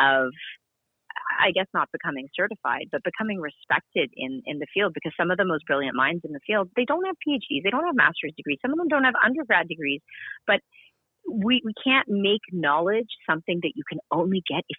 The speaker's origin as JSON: {"language": "English", "country": "Canada", "said": "I'm from Canada where, you know, physical health care is accessible to us"}